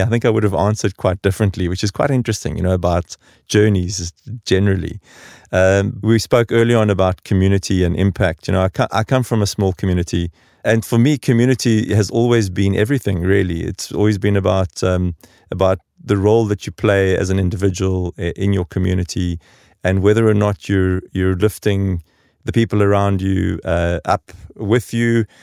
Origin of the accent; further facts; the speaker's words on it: South Africa; moved away as an adult; now in Stockholm, Sweden; growing up in South Africa during the transition